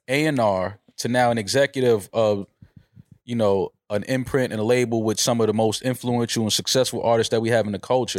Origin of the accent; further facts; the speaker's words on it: New York City, New York, United States; I'm from the Bronx